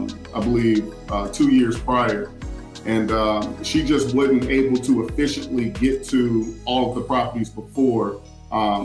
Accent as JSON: {"language": "English", "town": "Winston-Salem", "region": "North Carolina", "country": "United States", "tie": "born or raised there", "said": "we're both from Winston, and I know Winston like the back of my hand. That's, you know, I know Winston inside and out. And I've been there, you know, since I was, you know, I think 7 years old."}